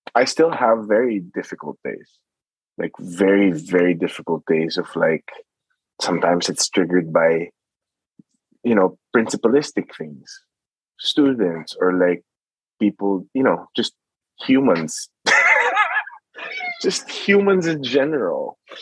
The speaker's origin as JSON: {"language": "English", "country": "Philippines", "tie": "born or raised there", "moved": "yes", "said": "I grew up in the Philippines"}